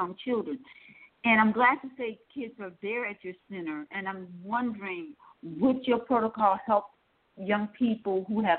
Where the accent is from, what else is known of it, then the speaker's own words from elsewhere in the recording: Milwaukee, Wisconsin, United States; Milwaukee, I'm from Milwaukee, Wisconsin